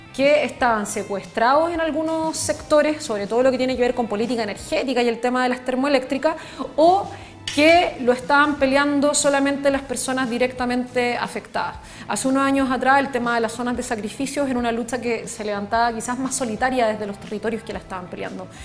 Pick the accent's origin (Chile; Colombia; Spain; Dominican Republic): Chile